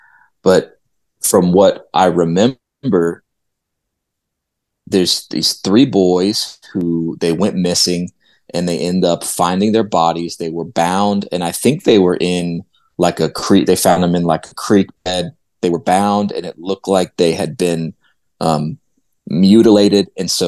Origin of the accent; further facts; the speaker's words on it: Indiana, United States; I grew up in Indiana, and we would come down to Tennessee to visit my aunt and uncle every summer.